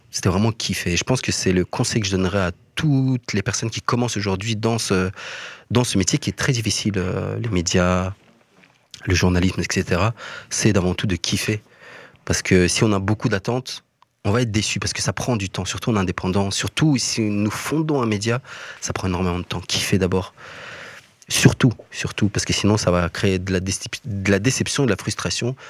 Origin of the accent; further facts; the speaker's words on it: Mons, Wallonia, Belgium; moved away as an adult; now in Brussels, Belgium; Je viens de Mons